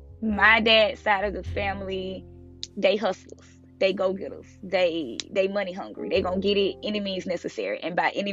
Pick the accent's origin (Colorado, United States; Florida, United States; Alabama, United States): Florida, United States; Tampa; also born or lived in South Georgia, United States; So, I grew up in, well, I was born in South Georgia. I stayed there for a little bit, till like I was like 3 or 4. And then I moved to Florida, Tampa Bay.